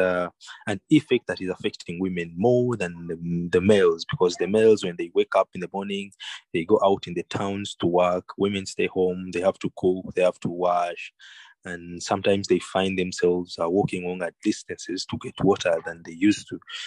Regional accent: Kampala, Central Region, Uganda; I grew up in Kampala, but in the holidays, we used to go to the countryside

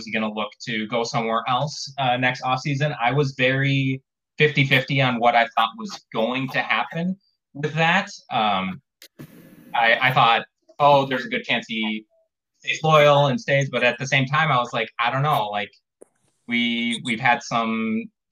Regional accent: Wisconsin, United States; I am also from Wisconsin

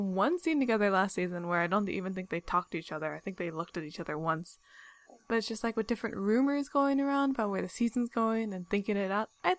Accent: California, United States; we're from California. We're not from, like, the Bible Belt.

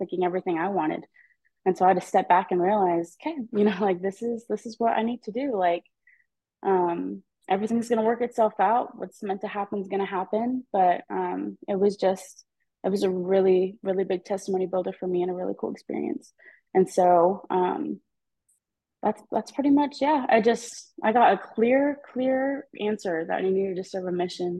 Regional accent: Edmond, Oklahoma, United States; I'm from Edmond, Oklahoma, so there's not a lot of members here. I mean, there's a good chunk, but like in my high school, I'm one of few

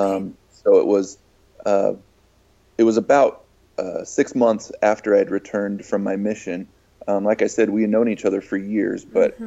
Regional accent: Farmington, Utah, United States; I grew up in Farmington, Utah, which is just a little bit north of Salt Lake

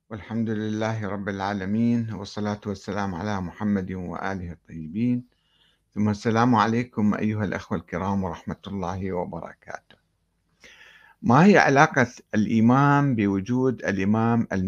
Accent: Karbala, Karbala Governorate, Iraq; وأنا أتذكر عندما نشأت في كربلاء في الستينات

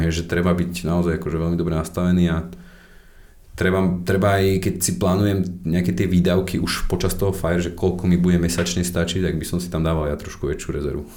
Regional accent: Slovakia; my sme Slováci

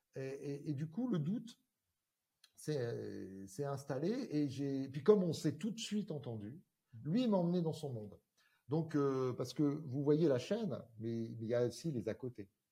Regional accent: Corsica, France; rentrer en Corse

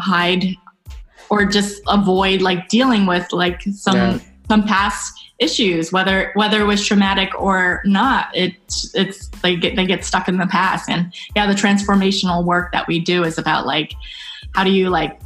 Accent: Santa Rosa, California, United States; I grew up in Northern California, Santa Rosa

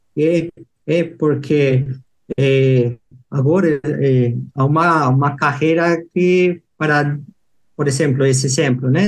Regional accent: Lima, Peru; Portuguese is a second language; moved away as an adult; also born or lived in Piura, Peru; now in Jundiaí, Brazil; eu sou peruano, nasci em Lima

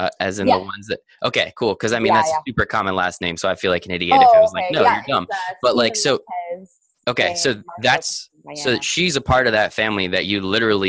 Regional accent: United States; just because I'm American and don't really know the metric system so much

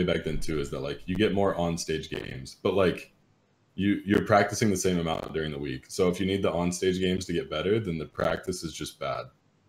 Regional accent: Greensboro, North Carolina, United States; Yeah, I'm from Greensboro. He's from Greenville.

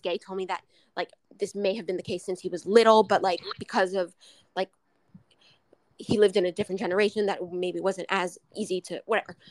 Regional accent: Montreal, Quebec, Canada; I grew up in Montreal

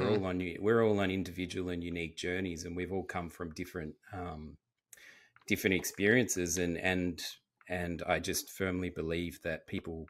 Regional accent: Australia; I've only spent time, obviously, where I grew up in Australia and in Europe.

